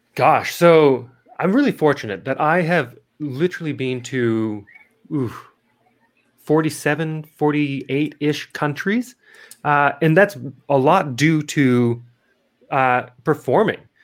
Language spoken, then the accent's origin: English; Missoula, Montana, United States; moved away as an adult; also born or lived in Adelaide, South Australia; now in Las Vegas, United States; I'm originally from Missoula, Montana